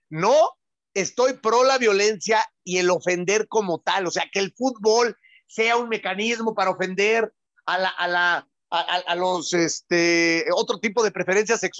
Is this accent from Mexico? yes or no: no; Argentina; porque ya somos todos argentinos y sudamericanos